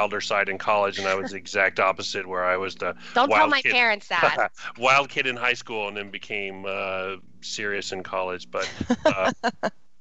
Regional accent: Southern California, United States; moved away; I grew up in Southern California

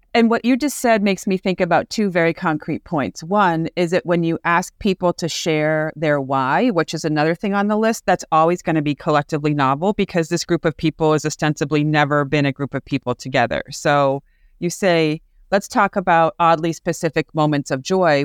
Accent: Amherst, Massachusetts, United States; I'm from Amherst, Mass

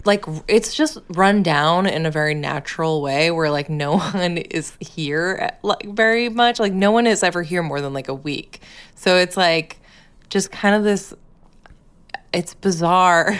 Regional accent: Massachusetts, United States; moved away; my home state

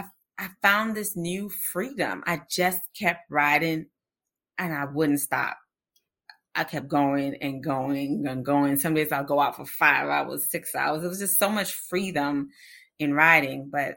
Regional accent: Austin, Texas, United States; And this is their annual fundraiser. And it's in my hometown in Austin.

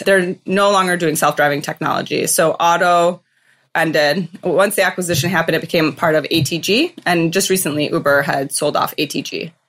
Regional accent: just outside of Detroit, Michigan, United States; moved away as an adult; also born or lived in Chicago / San Francisco area; now in San Francisco, United States; I grew up just outside of Detroit. I'm a Michigan State Spartan.

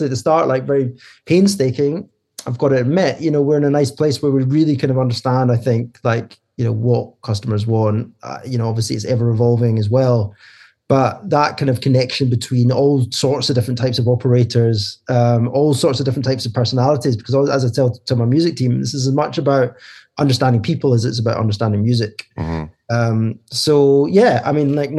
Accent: Scotland, United Kingdom; moved away as an adult; now in London, United Kingdom; we're both Scottish, started in Glasgow, and then about 10 years ago moved to London.

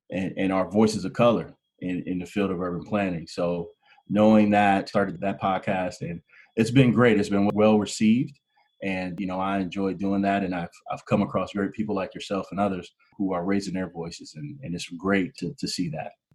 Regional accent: Canton, Ohio, United States; moved away as an adult; now in Michigan, United States; I'm originally from Canton, Ohio, which is the major kind of industrial hub here in the Midwest, and grew up there

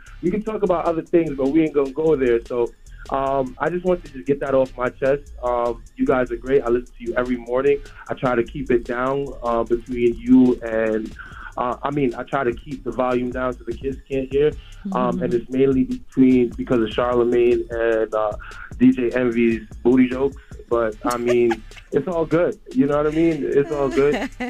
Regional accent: New York City, New York, United States; I'm from New York City again. My mom was a single mother growing right. up.

